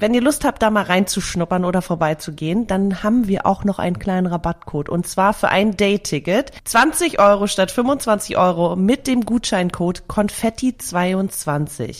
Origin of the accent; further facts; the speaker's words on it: Hamburg, Germany; meiner Heimatstadt Hamburg